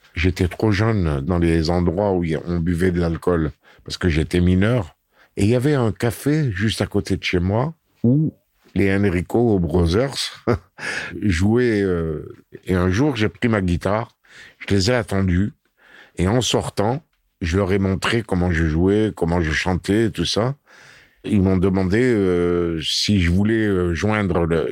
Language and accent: French; Constantine, Constantine Province, Algeria; C'est Constantine, ma ville natale.